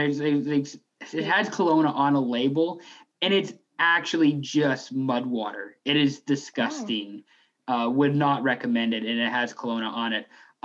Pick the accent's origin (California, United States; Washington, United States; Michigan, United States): Washington, United States; Seattle; I'm from Seattle